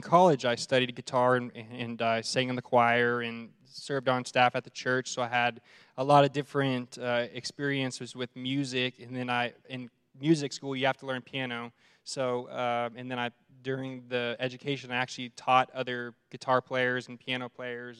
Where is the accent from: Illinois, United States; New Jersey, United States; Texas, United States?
Texas, United States; Arlington; moved away as an adult; now in Amarillo, United States; I'm from Dallas Fort Worth area, and um, been in ministry for 12 years and privilege of serving in uh, the church I grew up in in uh, Arlington, Texas